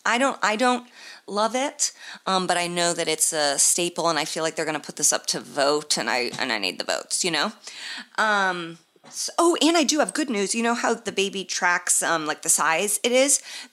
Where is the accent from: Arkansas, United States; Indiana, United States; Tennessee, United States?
Indiana, United States; Indianapolis; moved away; It's obviously my hometown, Helium, in downtown Indianapolis.